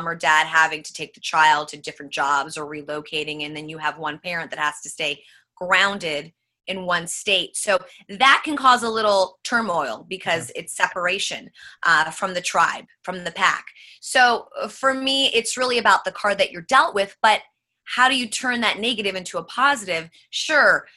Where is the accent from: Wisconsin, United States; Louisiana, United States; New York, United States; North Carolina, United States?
New York, United States; New York City; now in California, United States; Born and raised Manhattan, New York